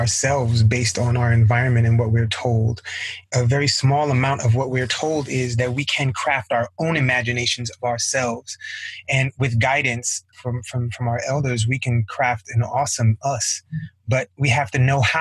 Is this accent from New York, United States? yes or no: yes; New York City, New York, United States; I was raised in Flatbush, Brooklyn, in the hood.